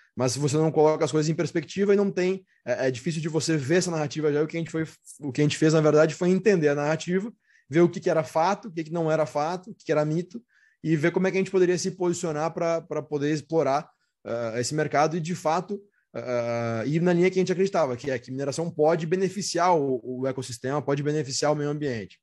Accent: Rio Grande do Sul, Brazil; eu sou natural do Rio Grande do Sul

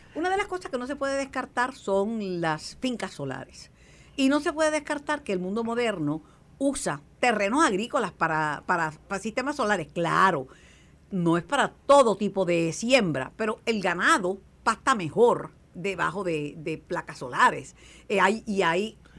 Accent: Mayagüez, Puerto Rico; mi pueblo de Mayagüez

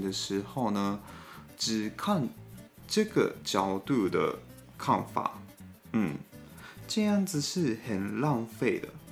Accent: Gunma, Japan; Chinese is a second language; moved away as an adult; now in Taiwan; 我是群马县出生的

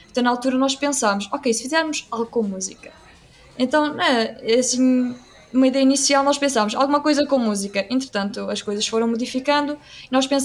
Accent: Aveiro, Centro, Portugal; also born or lived in Anadia; eu sou de Aveiro

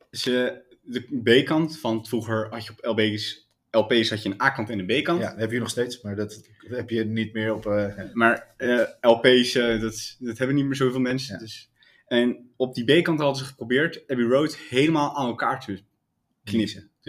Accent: Hillegom, South Holland, Netherlands; Oh, ik kom zelf uit Hillegom natuurlijk, dat

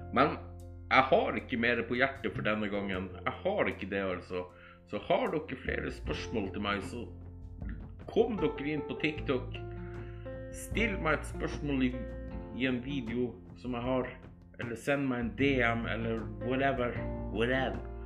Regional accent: Alta, Finnmark, Norway; also born or lived in Skien, Telemark; now in Troms, Norway; jeg er egentlig fra Alta i Finnmark

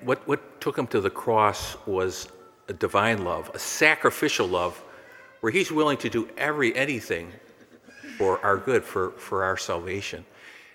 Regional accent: McHenry, Illinois, United States; I grew up in McHenry

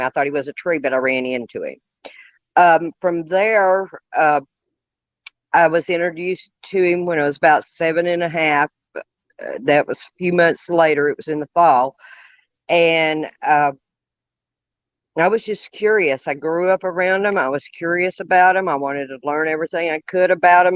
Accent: Monroe County, Tennessee, United States; I grew up in Monroe County, Tennessee, where I am at now presently.

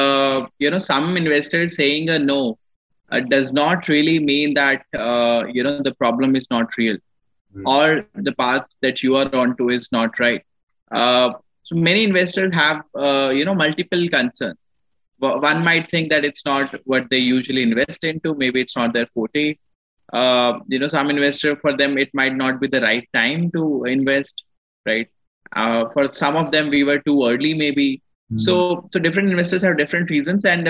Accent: Ludhiana, Punjab, India; moved away as an adult; also born or lived in Jodhpur, Rajasthan / Delhi; I come from Ludhiana. I was born in Jodhpur, Rajasthan. I was brought up in Ludhiana, did my schooling from Ludhiana, Punjab.

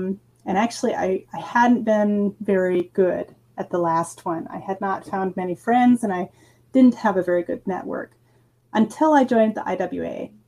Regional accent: California, United States; also born or lived in Idaho / Texas / Georgia / Mississippi; now in Graz, Austria; I'm originally from the United States. I was born in California, but lived in many places, including Idaho, Texas, Georgia, and Mississippi, before I moved to Austria in 2004, so almost 17 years ago.

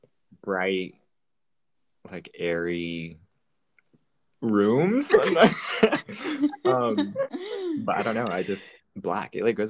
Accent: Austin, Texas, United States; Born and raised, and I live in Austin.

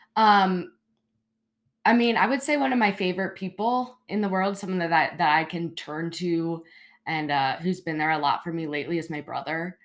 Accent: Baltimore, Maryland, United States; moved away as an adult; now in Charleston, United States; I grew up in Baltimore, Maryland

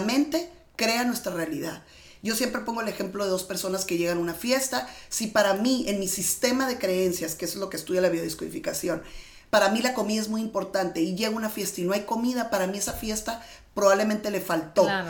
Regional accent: Mexicali, Baja California, Mexico; yo vengo de Mexicali, yo nací en un pueblito que se llama Mexicali, Baja California

